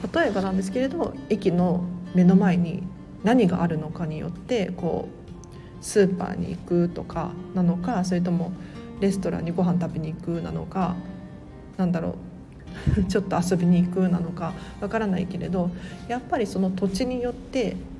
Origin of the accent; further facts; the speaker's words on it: Tokyo, Japan; 都内から都内なんですけれど